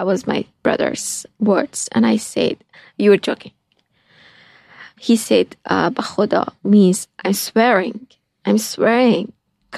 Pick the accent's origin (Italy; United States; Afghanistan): Afghanistan; moved away as an adult